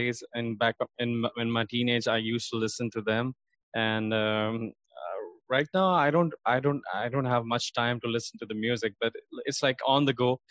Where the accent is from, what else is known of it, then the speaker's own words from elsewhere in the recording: Karachi, Sindh, Pakistan; I was born in Karachi. It's one of the biggest cities of Pakistan, in fact, one of the biggest cities in the world. And I did my 10th grade from there